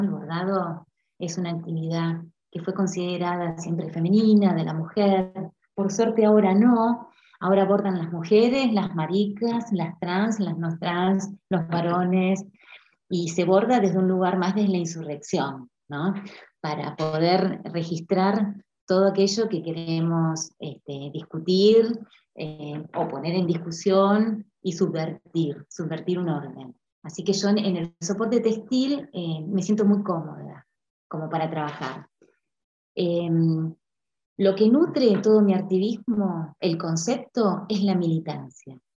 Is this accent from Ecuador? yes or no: no; Argentina; also born or lived in Puerto Madryn, Chubut; soy argentina, vivo en la Patagonia, en Puerto Madryn